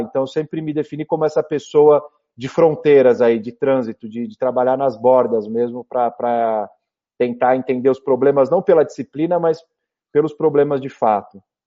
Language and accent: Portuguese; São Paulo, Brazil; Eu nasci em 1985, 16 de dezembro, aqui em São Paulo, na maternidade do Brás. Eu sou da Zona Leste, minha família é toda ali da Vila Matilde, Penha